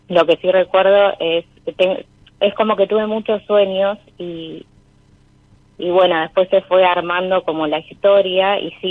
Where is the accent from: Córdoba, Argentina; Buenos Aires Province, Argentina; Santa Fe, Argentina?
Buenos Aires Province, Argentina; Olivos; De Olivos, Vicente López